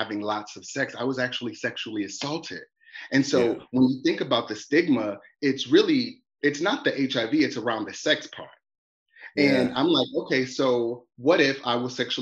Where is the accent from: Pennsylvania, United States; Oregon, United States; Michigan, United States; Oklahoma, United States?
Michigan, United States; Detroit; growing up in Detroit, you know, as a gay man